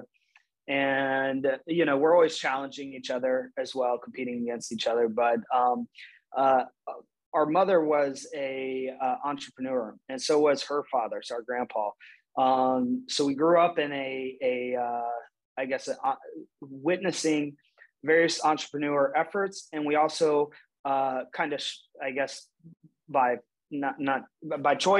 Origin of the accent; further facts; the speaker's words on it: Urbana, Ohio, United States; also born or lived in Maine / Toledo, Ohio; I was born in Maine, but grew up from age 1 to 18 in Urbana, Ohio